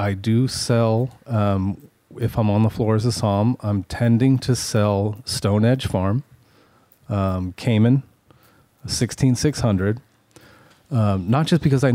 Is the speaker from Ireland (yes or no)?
no; Petaluma, California, United States; I grew up in Petaluma